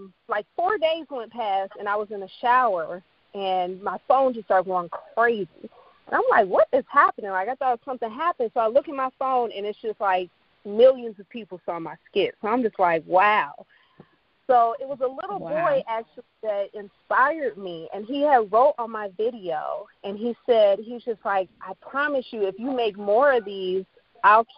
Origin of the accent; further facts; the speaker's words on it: Chicago, Illinois, United States; I am from Chi-Town